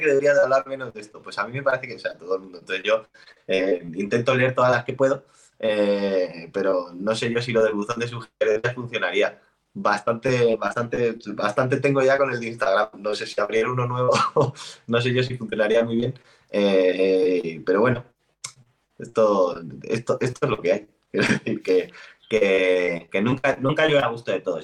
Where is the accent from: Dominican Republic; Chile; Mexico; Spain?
Spain; soy español, español de España.